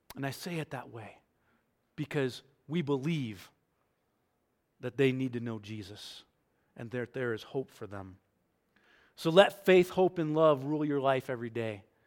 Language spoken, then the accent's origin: English; New York, United States; I grew up in New York.